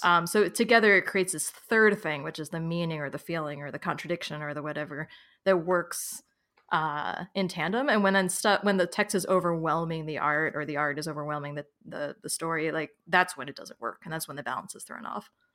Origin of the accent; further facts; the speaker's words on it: New York, United States; now in Philadelphia, United States; I was born in New York, I lived in New York City for about nine years, and now I live in Philadelphia